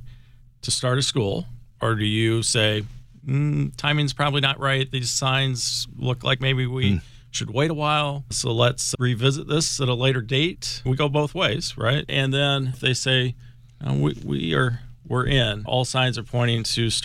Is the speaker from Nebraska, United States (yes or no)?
yes; Nebraska, United States; moved away; also born or lived in Maryland; growing up in Nebraska